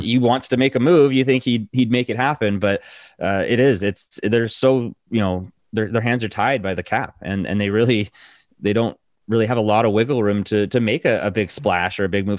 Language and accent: English; Hamilton, Ontario, Canada; now in Vancouver, Canada; I grew up in, in Ontario. I'm actually from Hamilton originally.